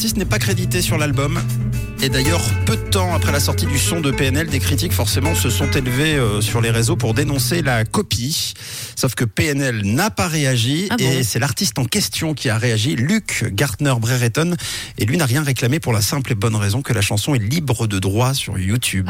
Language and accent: French; Switzerland; chez nous en Suisse